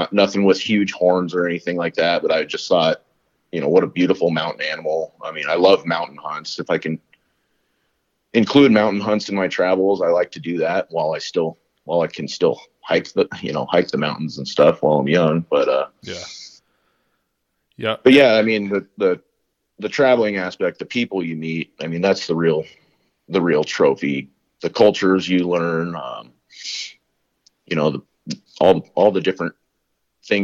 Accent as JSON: {"language": "English", "region": "Colorado", "country": "United States", "tie": "born or raised there", "said": "we grew up in Colorado hunting all kinds of different things"}